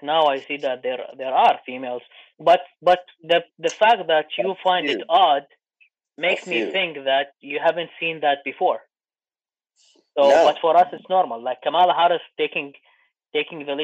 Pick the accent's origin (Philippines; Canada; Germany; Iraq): Iraq; moved away; I'm from Iraq